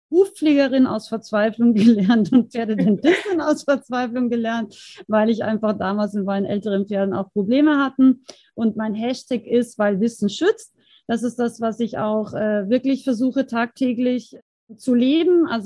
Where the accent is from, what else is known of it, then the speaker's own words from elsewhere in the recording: Austria; now in Germany; Ich komme ursprünglich aus Österreich, ähm, lebe aber schon sehr, sehr lange im schönen Bayern.